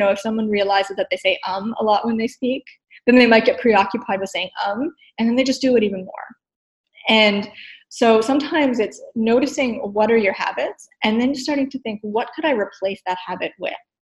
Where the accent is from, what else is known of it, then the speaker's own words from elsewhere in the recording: East Coast, United States; I'm from the East Coast. My natural state is to speak a mile a minute.